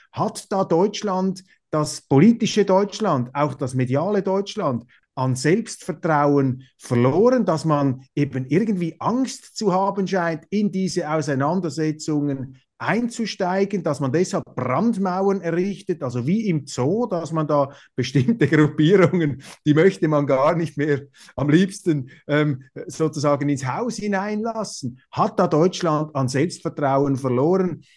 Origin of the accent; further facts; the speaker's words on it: Switzerland; auch in der Schweiz haben wir